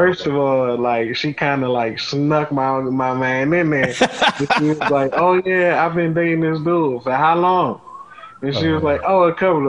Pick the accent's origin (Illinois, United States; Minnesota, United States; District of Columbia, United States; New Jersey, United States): District of Columbia, United States; Washington; also born or lived in Atlanta, Georgia; I'm from D.C. We're going to get into that in a minute. Born and raised in the South Side.